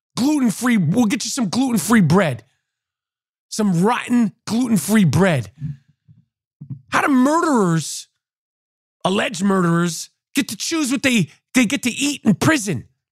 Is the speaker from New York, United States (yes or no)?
yes; New York, United States; as a New Yorker